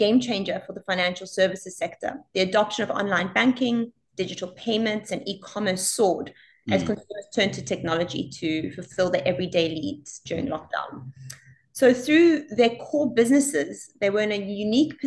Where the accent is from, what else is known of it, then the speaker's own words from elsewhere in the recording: South Africa; also born or lived in Italy / Australia; now in Singapore; I grew up in South Africa